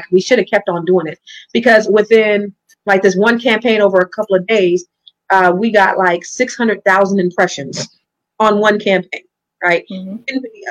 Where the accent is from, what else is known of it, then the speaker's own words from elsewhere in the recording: California, United States; the way we say it in Cali